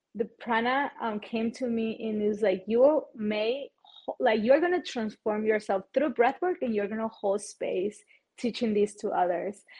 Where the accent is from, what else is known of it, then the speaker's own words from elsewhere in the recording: Chihuahua, Mexico; English is a second language; I am originally from Chihuahua, Mexico